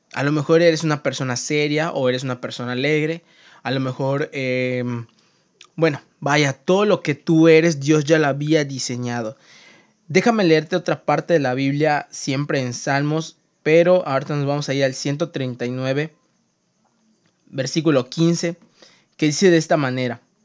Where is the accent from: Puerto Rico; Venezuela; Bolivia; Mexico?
Mexico; also born or lived in Mérida, Yucatán; yo soy mexicano y vivo en Yucatán, en Mérida